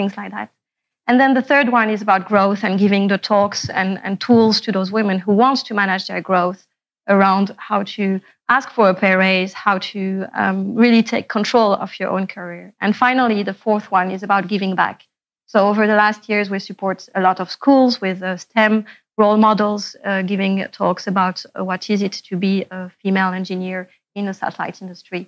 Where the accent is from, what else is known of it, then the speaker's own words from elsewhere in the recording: Morocco; moved away as an adult; I was born and raised in Morocco